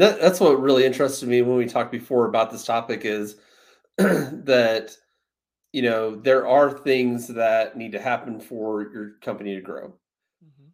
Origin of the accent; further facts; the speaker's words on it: Rockford, Illinois, United States; I'm from Rockford